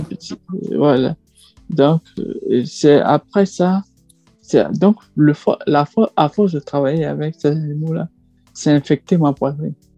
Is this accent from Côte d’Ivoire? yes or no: yes; Côte d’Ivoire; moved away as an adult; now in Île-de-France, France; ivoirien, ressortissant ivoirien, et puis je suis en France depuis 2017